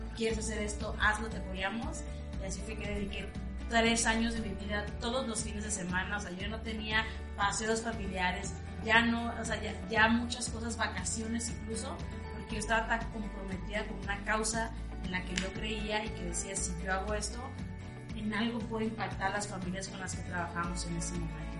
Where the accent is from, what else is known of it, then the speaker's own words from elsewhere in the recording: Ciudad Obregón, Sonora, Mexico; soy originaria de Ciudad Obregón, Sonora